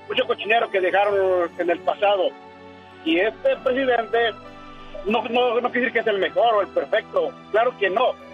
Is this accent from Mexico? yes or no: yes; Oaxaca, Mexico; yo soy de Oaxaca